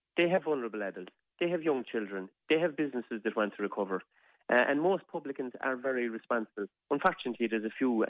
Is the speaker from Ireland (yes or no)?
yes; Ireland; not because of anything we did as Irish people, but because of this nasty virus.